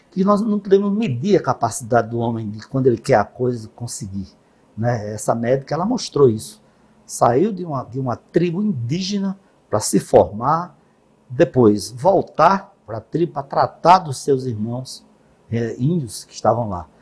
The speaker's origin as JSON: {"language": "Portuguese", "region": "Northeast Region", "country": "Brazil", "said": "nós, no Nordeste"}